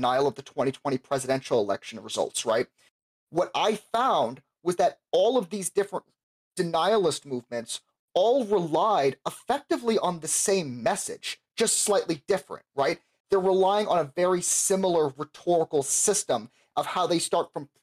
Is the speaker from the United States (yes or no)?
yes; Florida, United States; I'm from Florida